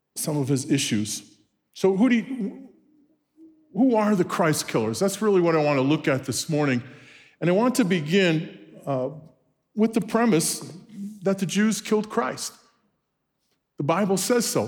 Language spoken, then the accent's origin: English; New York City, New York, United States; moved away; born and raised in Brooklyn, New York